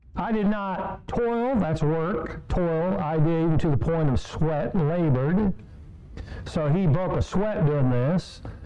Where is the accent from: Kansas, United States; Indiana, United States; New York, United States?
Kansas, United States; I grew up in Kansas